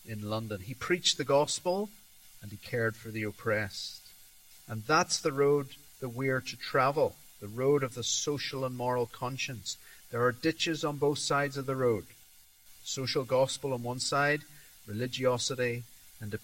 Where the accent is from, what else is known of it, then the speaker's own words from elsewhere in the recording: Tanzania; I was brought up in Tanzania